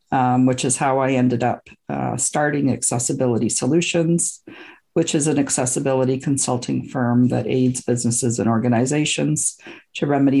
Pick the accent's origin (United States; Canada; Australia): Canada; also born or lived in Scotland; I was born in Scotland and I immigrated to Canada when I was about two with my parents.